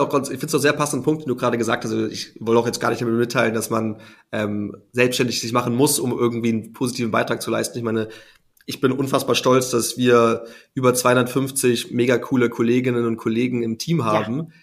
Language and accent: German; Hamburg, Germany; ich bin gebürtiger Hamburger, wie du erwähnt hast, bin dementsprechend äh, immer mit der Schifffahrt aufgewachsen vor der Tür, auf der schönen Elbe